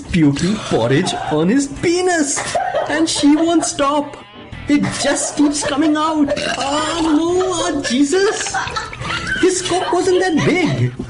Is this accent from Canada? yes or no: no; Delhi, India; When I was growing up in Delhi, I had to get a physical for like school or something.